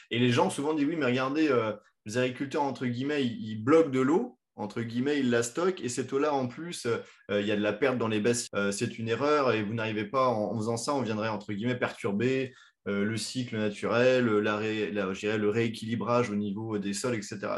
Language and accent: French; France; chez nous en France